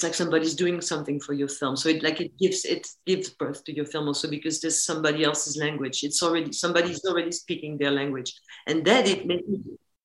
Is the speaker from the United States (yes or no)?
no; France; it was shot in my hometown. So all the exteriors, which is the wood and the lake, they are where I grew up.